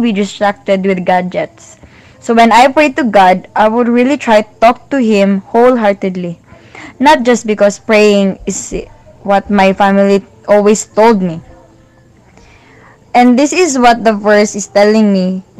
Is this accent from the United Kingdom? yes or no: no; Philippines; from the Philippines